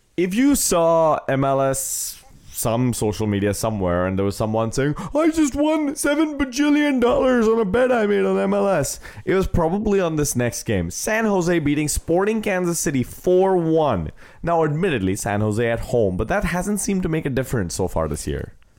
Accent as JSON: {"language": "English", "country": "India", "moved": "yes", "lives_now": "United States", "said": "I've technically stopped being an Indian citizen the second I took the oath to be a U S citizen"}